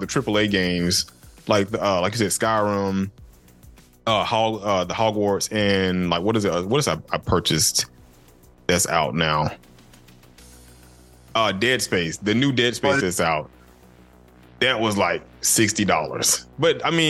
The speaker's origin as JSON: {"language": "English", "region": "Georgia", "country": "United States", "said": "I'm still particular about how my state is portrayed"}